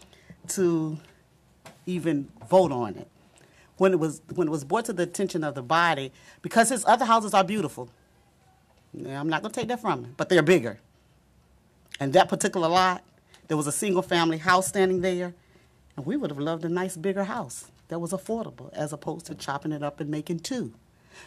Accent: Norfolk, Virginia, United States; moved away as an adult; I was born in the Campostella area, actually on Selden and on Selden Avenue on the corner of Selden, and I now live on Hatton Street, back at the house where my mother was born in Campostella

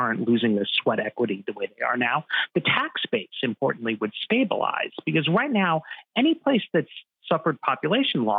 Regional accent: New York, United States; I grew up in New York

